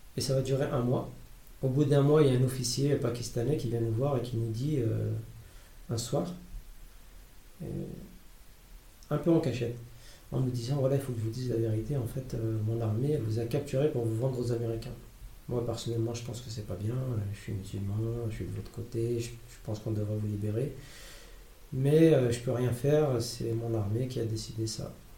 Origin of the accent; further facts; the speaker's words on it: France; je suis français